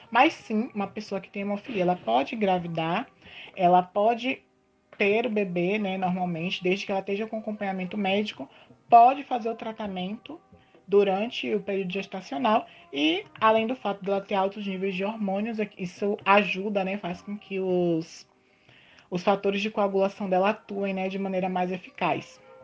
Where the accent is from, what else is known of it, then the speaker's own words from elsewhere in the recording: Itabuna, Bahia, Brazil; sou natural aqui de Tabuna